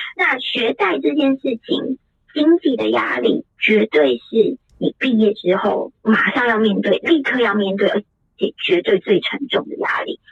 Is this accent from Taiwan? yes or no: yes; Taiwan; moved away as an adult; also born or lived in New York, United States; 我们愿意离开台湾，然后到美国去念书